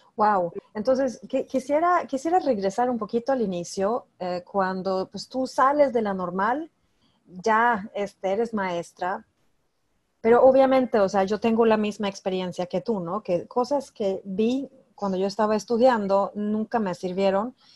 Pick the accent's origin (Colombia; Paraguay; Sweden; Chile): Sweden; yo soy de Suecia